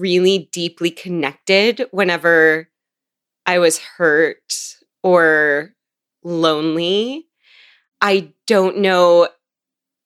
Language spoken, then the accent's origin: English; Seattle, Washington, United States; I grew up in Seattle